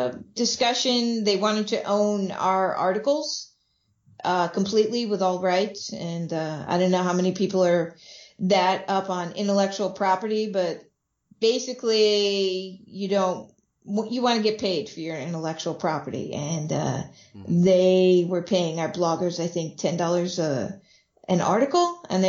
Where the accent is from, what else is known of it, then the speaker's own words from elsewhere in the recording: Vermont, United States; I grew up in Vermont